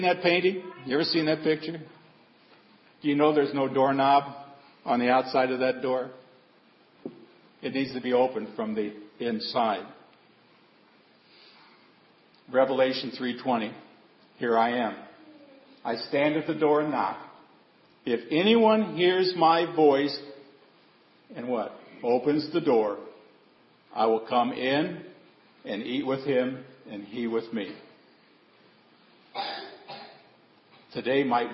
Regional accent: Seward, Nebraska, United States; Growing up in Seward, Nebraska, with my grandfather being the janitor at the church, the school, and the parish hall. Many of you know my grandparents raised me.

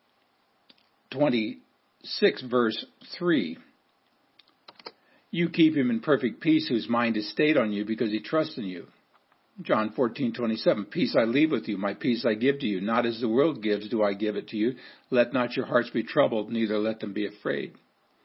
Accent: Seward, Nebraska, United States; growing up in Seward, Nebraska

